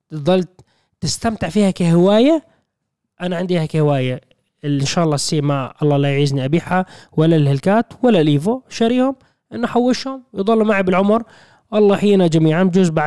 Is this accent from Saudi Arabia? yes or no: no; Syria; في انا سوري طولت بس لا.